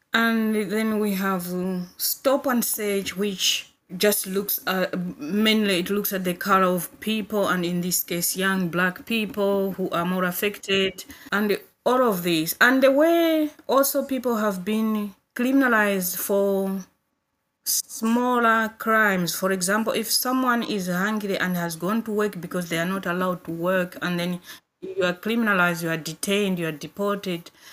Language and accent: English; Malawi; moved away as an adult; now in Coventry, United Kingdom; I'm originally from Malawi, but I live in Coventry now.